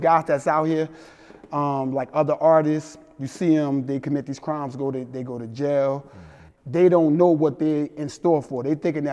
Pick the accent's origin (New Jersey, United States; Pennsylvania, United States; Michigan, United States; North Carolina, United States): New Jersey, United States; Newark; also born or lived in East Orange, New Jersey; growing up in Newark, New Jersey / East Orange, New Jersey.